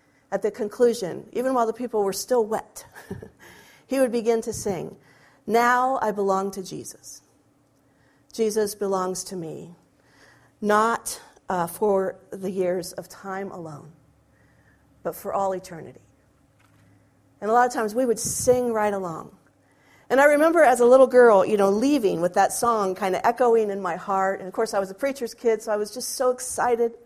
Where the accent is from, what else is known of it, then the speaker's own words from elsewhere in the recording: Northern Ohio, United States; when I was a little girl, many years ago, growing up in Northern Ohio at the Clinton Church of Christ